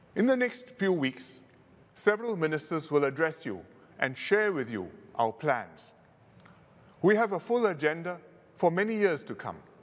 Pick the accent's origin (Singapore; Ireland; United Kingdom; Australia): Singapore; being Singaporean